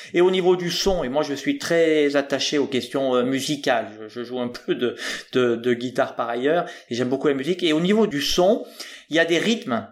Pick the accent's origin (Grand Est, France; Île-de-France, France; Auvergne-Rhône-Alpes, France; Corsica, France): Auvergne-Rhône-Alpes, France; Haute-Loire; now in Rochefort, France; je suis originaire de Haute-Loire